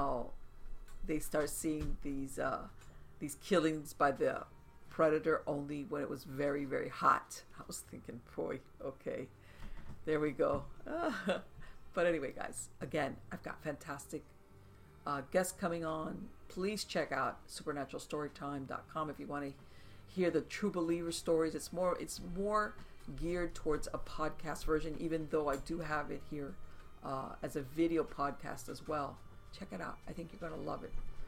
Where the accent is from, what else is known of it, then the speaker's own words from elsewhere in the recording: South Florida, United States; I was born here in South Florida and grew up in South Florida